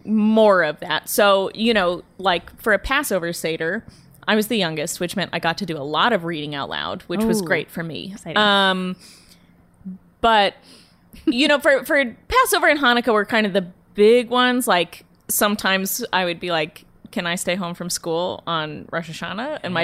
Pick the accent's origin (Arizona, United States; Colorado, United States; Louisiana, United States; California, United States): Arizona, United States; Phoenix; Yeah, I'm from Phoenix. And then my grandparents lived in a retirement community called Sun City, which is just outside of Phoenix.